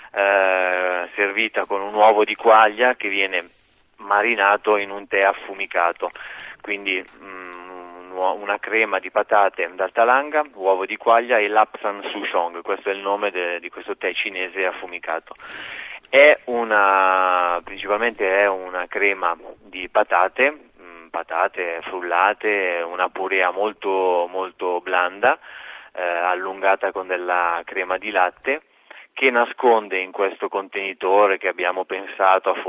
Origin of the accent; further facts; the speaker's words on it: Lombardy, Italy; moved away; io essendo lombardo